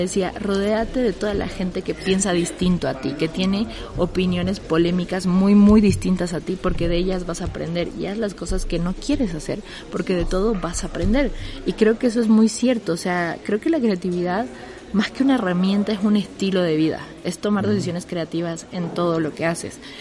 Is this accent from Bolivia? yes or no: yes; Bolivia; moved away as an adult; now in Mexico City, Mexico; Yo soy boliviana, llevo casi tres años viviendo acá